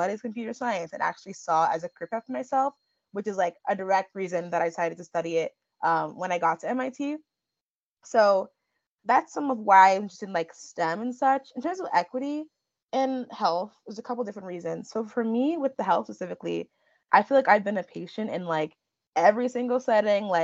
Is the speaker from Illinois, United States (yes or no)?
yes; Chicago, Illinois, United States; So I was born and raised in Chicago, Illinois, by my two parents, both of whom are Nigerian immigrants